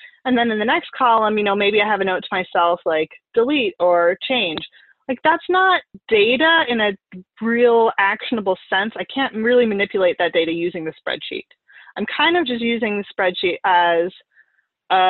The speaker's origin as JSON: {"language": "English", "region": "Oregon", "country": "United States", "also_born_or_lived": "upstate New York", "moved": "yes", "lives_now": "New York, United States", "said": "I'm originally from Oregon."}